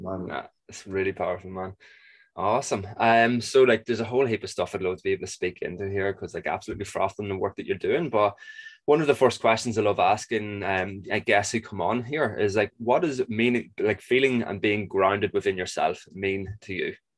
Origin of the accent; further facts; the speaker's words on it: Ireland; I'm Irish